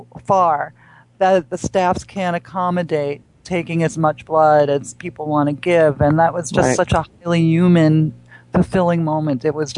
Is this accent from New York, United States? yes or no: yes; New York, United States; I'm originally from New York, but I happen to have been there on a gig.